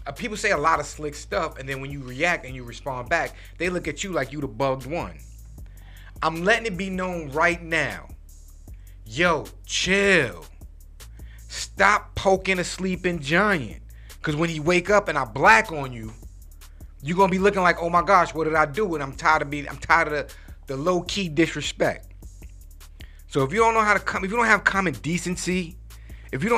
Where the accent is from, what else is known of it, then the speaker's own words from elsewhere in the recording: New York City, New York, United States; I grew up in New York City